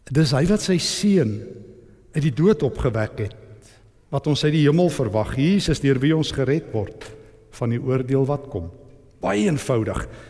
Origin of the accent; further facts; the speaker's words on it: East Rand, Gauteng, South Africa; ek kom van die Oosrand af